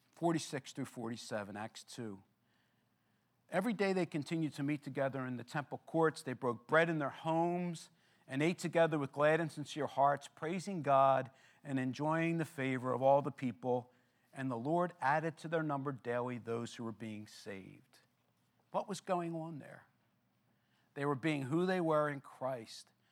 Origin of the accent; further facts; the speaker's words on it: Philadelphia, Pennsylvania, United States; I grew up in Philadelphia